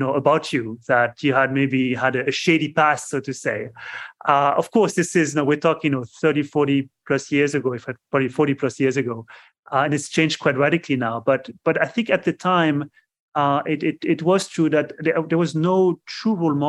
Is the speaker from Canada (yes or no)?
no; France; English is a second language; moved away as an adult; also born or lived in United States; now in Cambridge, Massachusetts, United States; as you probably can tell from my accent, I'm from France originally. I came to the US about 20 plus years ago